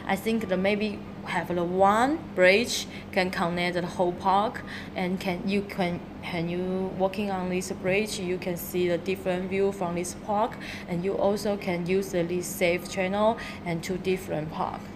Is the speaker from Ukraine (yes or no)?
no; Taiwan; English is a second language; moved away as an adult; now in Shenzhen, China; I come from Taiwan, so yeah. now I'm working in Shenzhen almost six year